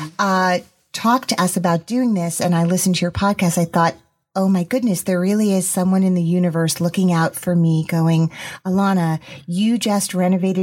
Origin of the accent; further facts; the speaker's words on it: Teaneck, New Jersey, United States; I grew up in Teaneck, New Jersey